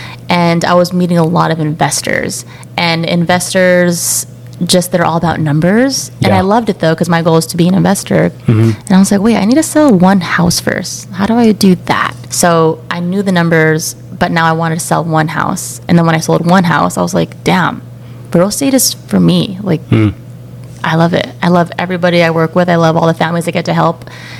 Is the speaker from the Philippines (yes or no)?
yes; Philippines; I'm 31. I just got married. I'm like a month and a half married. Whoa. To my wife, Tara. I'm Filipino. I'm the youngest sibling of three.